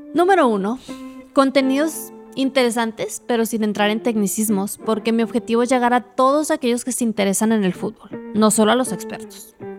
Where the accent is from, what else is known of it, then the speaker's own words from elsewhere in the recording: Ciudad Juárez, Chihuahua, Mexico; moved away as an adult; also born or lived in Monterrey; Cuando dejé mi ciudad de origen, Ciudad Juárez, Chihuahua, para estudiar en Monterrey